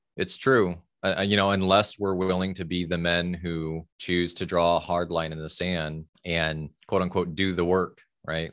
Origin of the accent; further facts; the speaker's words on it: Fort Wayne, Indiana, United States; I grew up in Fort Wayne, Indiana, so Midwest, Midwest boy in the eighties